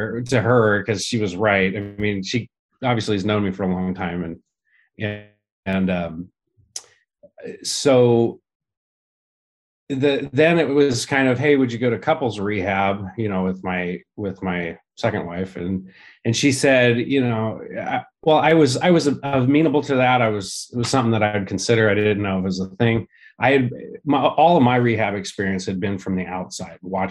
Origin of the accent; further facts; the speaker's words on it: Santa Rosa, California, United States; also born or lived in Santa Monica, California / East Bay, California; I was born in Santa Monica, but most of the time grew up in Northern California, north of San Francisco in the Santa Rosa area